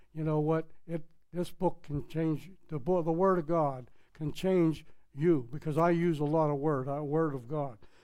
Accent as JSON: {"language": "English", "town": "Pittsburgh", "region": "Pennsylvania", "country": "United States", "accent": "Pittsburgh", "moved": "as an adult", "said": "I'm from Pittsburgh, Pennsylvania. We have our slang. I tried to take it all out, but it's impossible. I spent 40-some years in Pittsburgh, you know. So that accent is in there."}